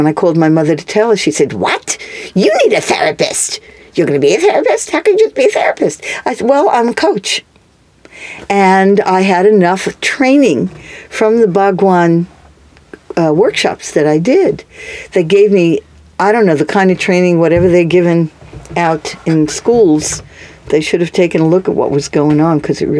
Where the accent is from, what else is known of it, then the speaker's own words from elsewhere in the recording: New York City, New York, United States; moved away as an adult; also born or lived in Charlottesville, Virginia; I grew up on the Lower East Side in New York.